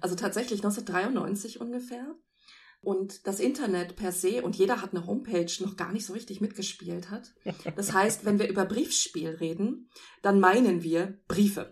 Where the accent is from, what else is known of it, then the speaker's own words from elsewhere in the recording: Celle, Lower Saxony, Germany; in Celle, meiner Heimatstadt